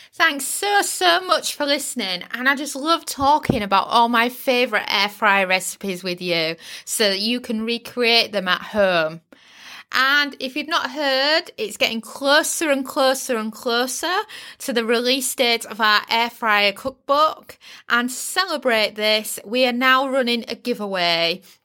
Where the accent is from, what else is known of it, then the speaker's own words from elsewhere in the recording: United Kingdom; I'm British